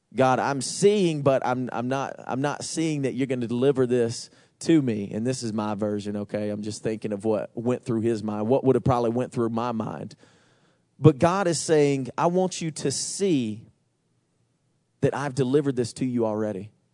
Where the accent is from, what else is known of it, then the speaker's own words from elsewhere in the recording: Georgia, United States; I'm from Georgia